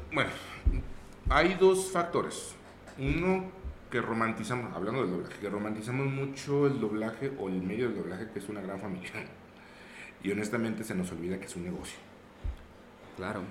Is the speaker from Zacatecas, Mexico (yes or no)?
yes; Zacatecas, Mexico; also born or lived in Aguascalientes; Yo no soy de aquí, yo, yo soy de la ciudad de Aguascalientes pero llegué aquí en la ciudad de Zacatecas a los 3, 4 años.